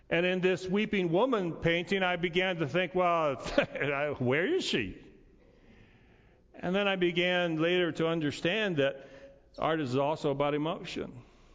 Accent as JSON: {"language": "English", "town": "Montrose", "country": "United States", "tie": "born or raised there", "said": "It looked like our Thanksgiving table. It looked like life as I knew it growing up in Montrose."}